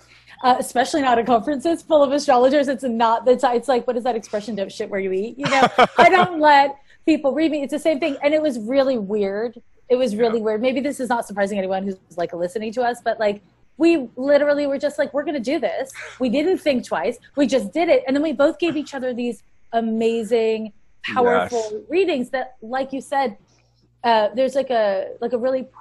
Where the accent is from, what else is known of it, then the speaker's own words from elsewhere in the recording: Montreal, Quebec, Canada; moved away as an adult; now in San Francisco, United States; I've been in the San Francisco, Oakland Bay Area since 1994, by way of Montreal, Quebec. I'm Canadian. And I moved to San Francisco in 94 to be an astrologer.